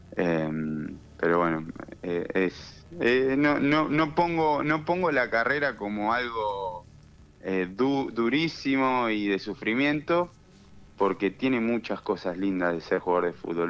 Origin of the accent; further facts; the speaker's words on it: Argentina; siendo argentino